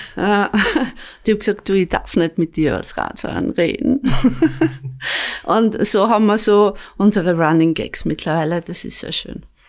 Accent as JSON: {"language": "German", "town": "Apfelberg", "region": "Styria", "country": "Austria", "tie": "born or raised there", "said": "auch der Jürgen kommt aus der Obersteiermark und ich auch. Ähm, ich bin dort aufgewachsen"}